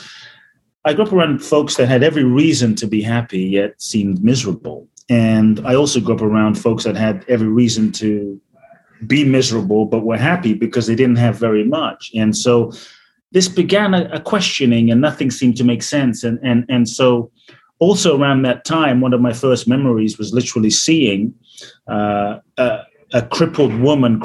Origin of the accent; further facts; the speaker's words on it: London, United Kingdom; moved away as an adult; also born or lived in Ghana / Mexico; now in United States; I grew up in London, a very poor neighborhood in South London called Peckham.